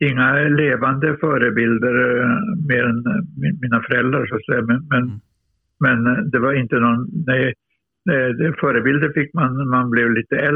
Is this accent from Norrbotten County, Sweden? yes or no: yes; Luleå, Norrbotten County, Sweden; jag är norrlänning, jag är seg.